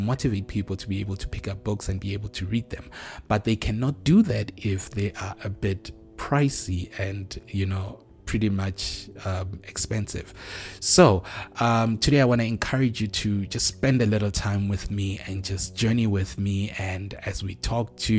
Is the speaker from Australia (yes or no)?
no; South Africa; us as South African authors